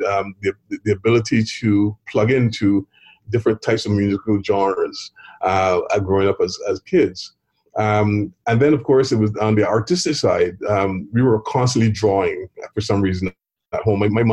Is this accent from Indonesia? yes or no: no; Barbados; growing up in Barbados